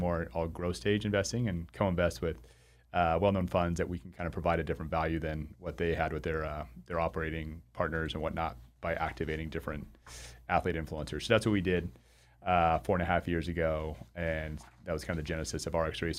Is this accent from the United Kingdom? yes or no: no; Arizona, United States; moved away as an adult; also born or lived in Chicago, Illinois / Spokane, Washington; I'm from Arizona, uh, where we were doing these vein centers